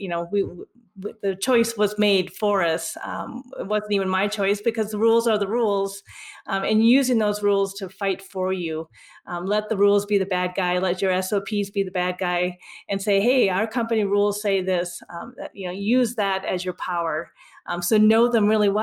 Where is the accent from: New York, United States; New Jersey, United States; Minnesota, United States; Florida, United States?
Minnesota, United States; now in Colorado, United States; I'm originally from Minnesota